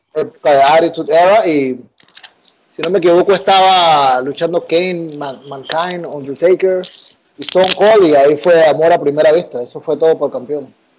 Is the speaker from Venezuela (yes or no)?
no; Panama; siendo panameño